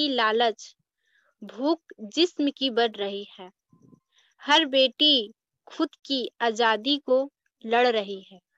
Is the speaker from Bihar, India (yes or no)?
yes; Nawada, Bihar, India; मैं नवादा जिला से हूँ मैं बीएससी पार्ट वन की छात्रा हूँ